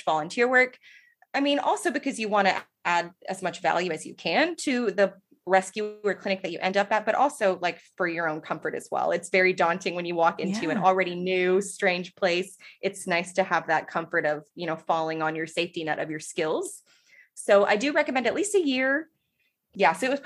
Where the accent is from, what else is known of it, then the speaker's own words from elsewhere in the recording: Texas, United States; I'm from Texas, so I do know a bit of Spanish